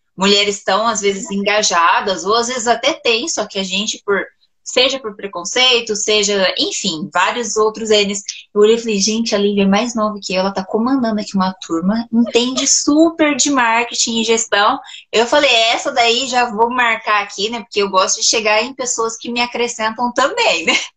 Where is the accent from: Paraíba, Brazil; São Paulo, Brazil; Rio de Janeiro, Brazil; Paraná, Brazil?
Paraná, Brazil; Cambé; eu sou de Cambé, Paraná